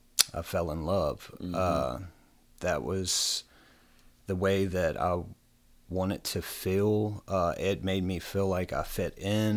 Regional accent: Bedford, Virginia, United States; I'm from Bedford, Virginia, born and raised, small town.

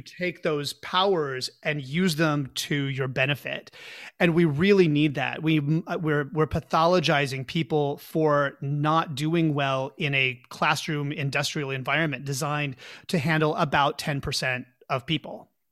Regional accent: Pauls Valley, Oklahoma, United States; now in San Francisco, United States; I grew up in Pauls Valley, Oklahoma, a very small town halfway between Oklahoma City and the Texas border.

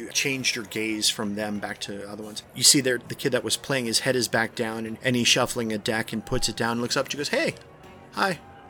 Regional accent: Yuma, Arizona, United States; Yes, I'm from Yuma. Not from Mustang, though.

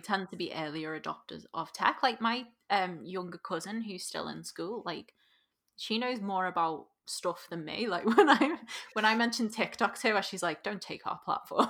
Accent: Liverpool, North West England, United Kingdom; accent: Scouse; as a scouser

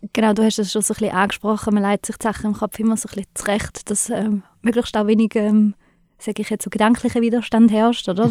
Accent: Switzerland; bei uns in der Schweiz

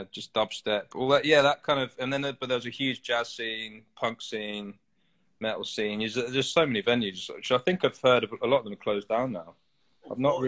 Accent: Hatfield, East of England, United Kingdom; moved away as an adult; also born or lived in Leeds; Hertfordshire. So Hatfield, St Albans Way. Just north of London

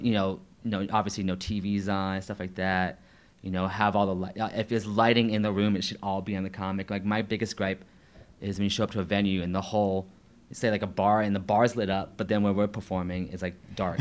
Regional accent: St. Marys, Georgia, United States; now in Atlanta, United States; I did um, a show in my hometown of St. Mary's

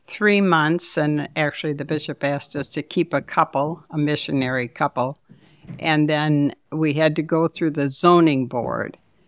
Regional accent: Detroit, Michigan, United States; moved away as an adult; now in Saginaw, United States; I grew up in Detroit.

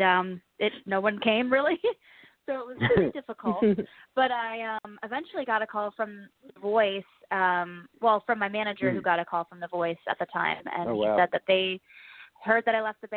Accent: West Palm Beach, Florida, United States; also born or lived in Vandergrift, Pennsylvania; now in Nashville, United States; I'm from West Palm Beach, Florida, and I grew up spending summers here where I'm now in Pennsylvania

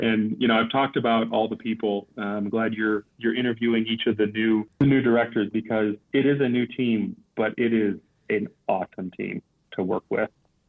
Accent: Liberia; When I grew up in this organization, growing up in Liberia, we had, I don't know, probably 3 expatriate missionaries for every language community that we worked with.

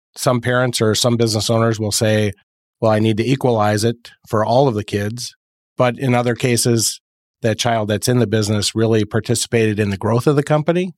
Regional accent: Fond du Lac, Wisconsin, United States; Fond du Lac, Wisconsin

